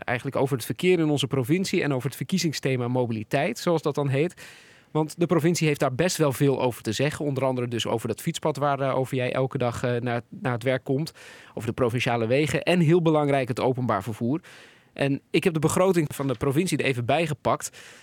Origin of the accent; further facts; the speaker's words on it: Netherlands; we als Nederlanders